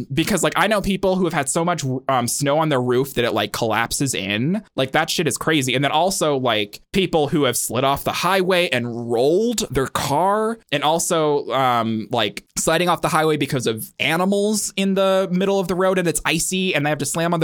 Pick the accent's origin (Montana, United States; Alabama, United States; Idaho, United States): Montana, United States; also born or lived in Boston; I grew up in Montana and then I lived in Boston for a little while.